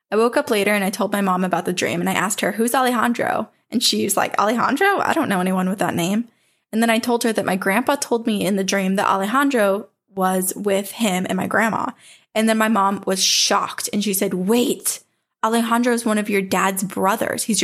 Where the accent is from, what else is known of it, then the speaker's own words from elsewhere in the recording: San Diego, California, United States; I'm from San Diego, California, and most of my family is from Mexico.